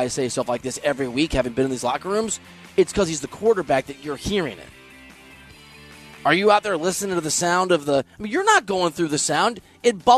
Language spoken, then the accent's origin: English; Dubuque, Iowa, United States; I'm from Dubuque, Iowa